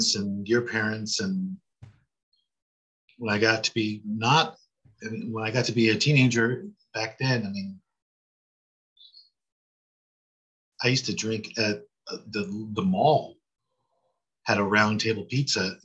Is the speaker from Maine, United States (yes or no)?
no; Southern California, United States; I was born in Southern California, grew up in Southern California